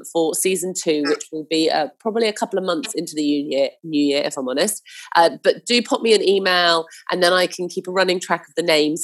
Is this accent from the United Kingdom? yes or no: yes; Hampshire, South East England, United Kingdom; I grew up in Hampshire